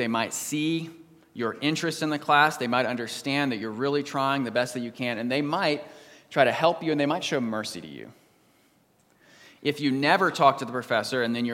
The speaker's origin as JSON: {"language": "English", "region": "East Coast", "country": "United States", "tie": "born or raised there", "also_born_or_lived": "Texas", "said": "I grew up on the East Coast, I was born in Texas"}